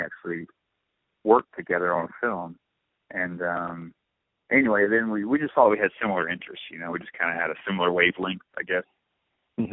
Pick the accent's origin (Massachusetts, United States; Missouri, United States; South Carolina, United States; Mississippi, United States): Mississippi, United States; Blue Springs; I'm from Blue Springs